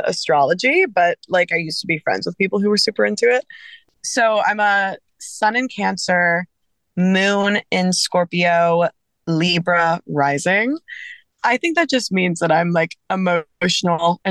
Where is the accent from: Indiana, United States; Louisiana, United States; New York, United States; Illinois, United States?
Louisiana, United States; South; I grew up in South Louisiana.